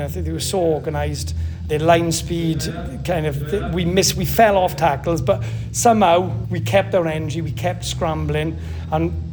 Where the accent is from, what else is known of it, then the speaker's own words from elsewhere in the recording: Maesteg, Wales, United Kingdom; I'm from Maesteg, so I was involved in Maesteg district.